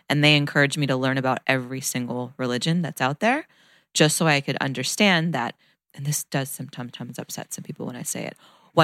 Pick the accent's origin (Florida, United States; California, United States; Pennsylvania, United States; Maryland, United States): California, United States; Northern; moved away as an adult; also born or lived in Bay Area; now in Marina Del Rey, United States; I'm from Northern California, and now I live in Marina Del Rey, California, Venice border.